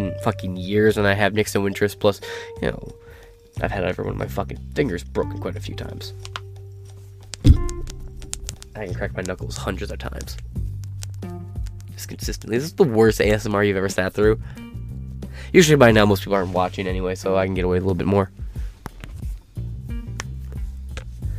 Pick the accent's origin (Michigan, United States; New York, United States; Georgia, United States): Michigan, United States; I'm from Michigan